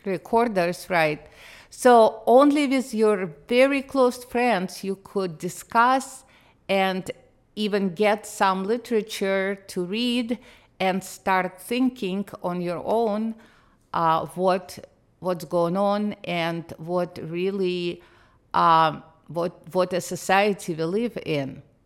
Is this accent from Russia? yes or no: yes; Moscow, Russia; English is a second language; moved away as an adult; now in United States; I did not grow up in Russia. I grew up in the Soviet Union